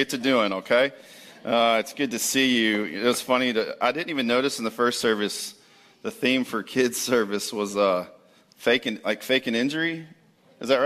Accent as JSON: {"language": "English", "town": "Jacksonville", "region": "Florida", "country": "United States", "tie": "born or raised there", "also_born_or_lived": "Texas / Dallas", "moved": "as an adult", "lives_now": "Palm Coast, United States", "said": "born and raised in Jacksonville"}